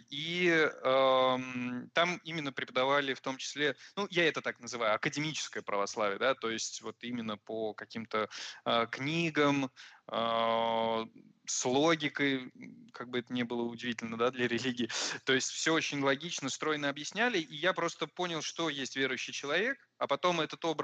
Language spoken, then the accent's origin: Russian; Moscow, Russia; also born or lived in Tashkent, Uzbekistan; now in Valencia, Spain; родился я в Ташкенте, жил там до 9 лет, а потом мы переехали в Москву на 4 года